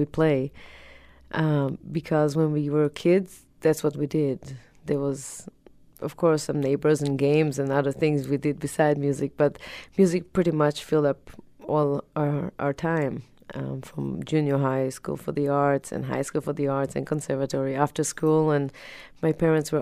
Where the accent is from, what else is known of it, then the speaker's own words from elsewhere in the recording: Tel Aviv, Tel Aviv District, Israel; moved away as an adult; also born or lived in Boston, Massachusetts; now in United States; I was born in Tel Aviv, grew up there, and when I was about 20, I went to study in Boston, Massachusetts